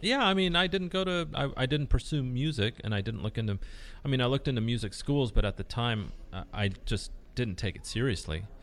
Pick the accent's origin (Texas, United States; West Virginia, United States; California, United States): California, United States; Newport Beach; first language Spanish; English is a second language; also born or lived in Ensenada, Mexico; I grew up in Newport Beach